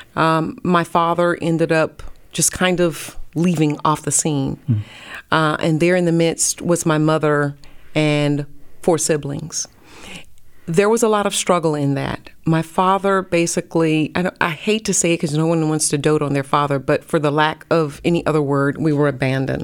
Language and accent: English; North Carolina, United States; moved away as an adult; also born or lived in Pensacola, Florida; now in Dallas, United States; I'm from North Carolina